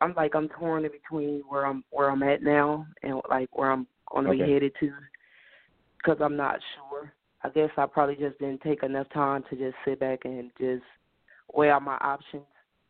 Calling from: Indianapolis, Indiana, United States; I'm calling from Indianapolis.

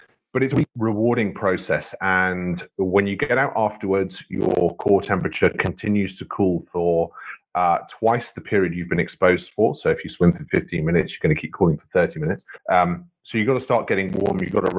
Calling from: Wales, United Kingdom; So I'm in West Wales at the moment.

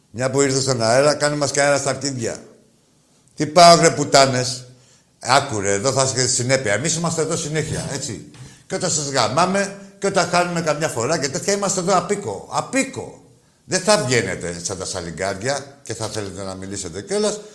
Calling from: Thessaloniki, Central Macedonia, Greece; από Θεσσαλονίκη.

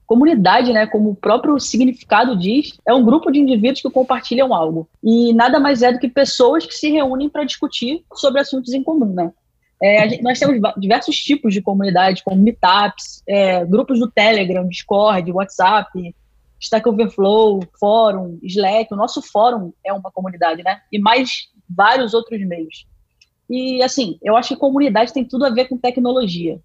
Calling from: Niterói, Rio de Janeiro, Brazil; eu falo de Niterói, do Rio de Janeiro

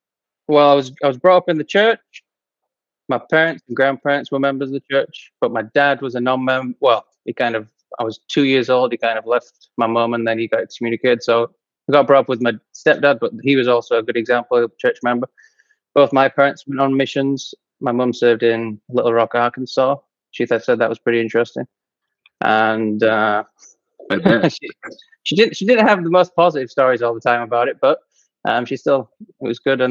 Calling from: Chilliwack, British Columbia, Canada; Calling from Chilliwack, British Columbia. It's about an hour or so outside Vancouver.

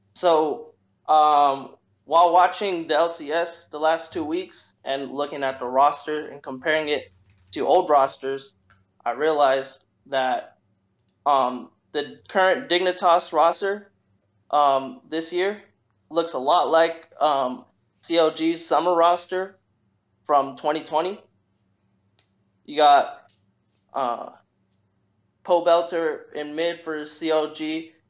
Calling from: North Carolina, United States; I'm calling from uh, North Carolina

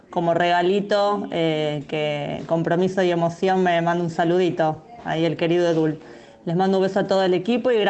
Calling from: Villa del Parque, Buenos Aires, Argentina; Hola chicos, buen día. … de Villa del Parque

